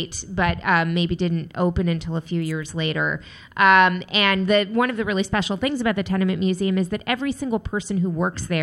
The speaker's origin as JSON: {"language": "English", "town": "New York City", "region": "New York", "country": "United States", "tie": "born or raised there", "said": "I grew up on Bergen Street between 4th and 5th, and now it's considered Park Slope"}